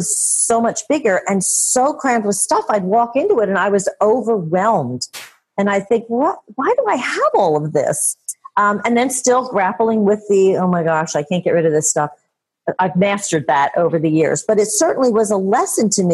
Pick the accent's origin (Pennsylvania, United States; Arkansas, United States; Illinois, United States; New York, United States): Pennsylvania, United States; Philadelphia; I'm from Philadelphia and still in Philadelphia